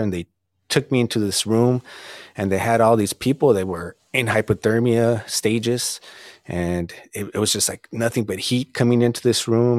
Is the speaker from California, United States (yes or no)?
yes; Southern California, United States; growing up in Southern California and really not traveling much when I was younger